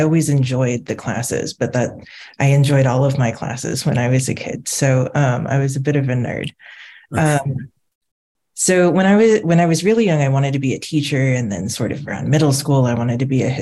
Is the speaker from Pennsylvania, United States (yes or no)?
no; Southern California, United States; moved away as an adult; also born or lived in Washington, D.C. / Virginia; I grew up in Southern California